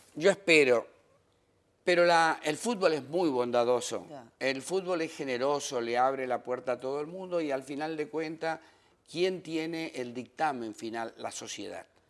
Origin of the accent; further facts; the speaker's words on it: Patagonia, Argentina; moved away as an adult; also born or lived in France; now in Dominican Republic; Es que soy patagónico, extraditado